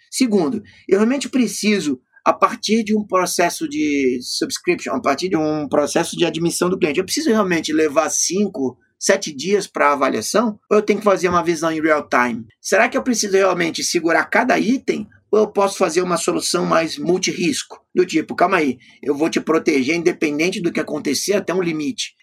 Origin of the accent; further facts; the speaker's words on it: Florianópolis, Santa Catarina, Brazil; lá na minha cidade, Florianópolis